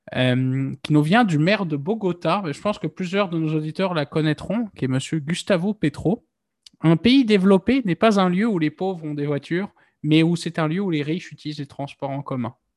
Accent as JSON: {"language": "French", "town": "Nantes", "region": "Pays de la Loire", "country": "France", "tie": "born or raised there", "said": "je suis nantais d'origine. Moi, quand j'étais euh, gamin, bah, on, on, pouvait très facilement partir du centre-ville de Nantes"}